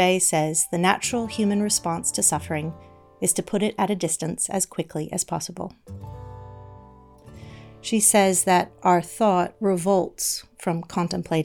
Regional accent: the American South, United States; I grew up in the American South

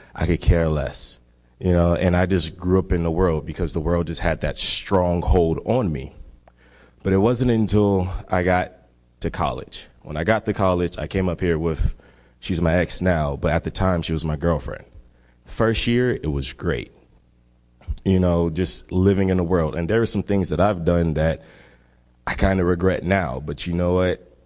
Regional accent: Miami, Florida, United States; I am from Miami, Florida. And Miami, one thing about Miami, it is one less than one percent Christian, and I grew up in that kind of environment.

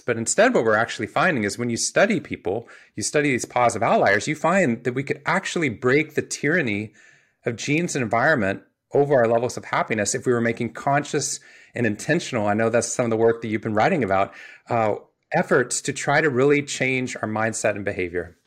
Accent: Waco, Texas, United States; I grew up in Waco, Texas

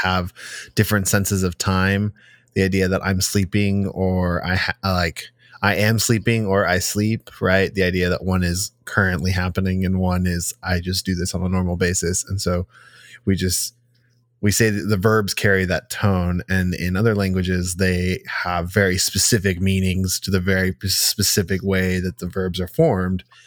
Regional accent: United States; I was born here. I've lived here my entire life.

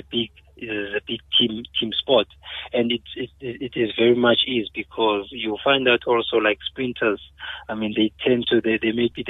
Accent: Cape Town, Western Cape, South Africa; I grew up, I was born in Cape Town, and I pretty much grew up in the Eastern Cape. I stayed there for 3 years with my grandparents between the ages of 5 and 8

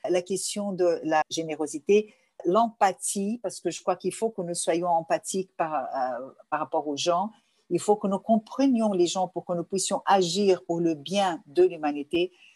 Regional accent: Rio de Janeiro, Brazil; first language Portuguese; French is a second language; also born or lived in Lebanon; en arrivant au Brésil, je suis née. Donc, je, je peux dire que j'ai le sang libanais

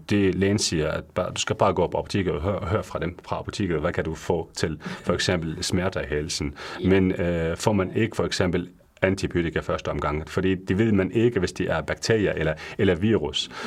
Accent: Syria; Danish is a second language; moved away as an adult; now in Denmark; Jeg kommer fra Syrien øh, i 2015, øhm, hvor jeg bliver, øh, jeg bliver uddannet som farmaceut i Syrien

